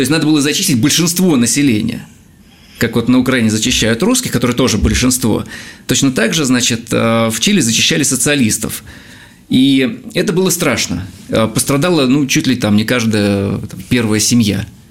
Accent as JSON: {"language": "Russian", "country": "Russia", "said": "я из России."}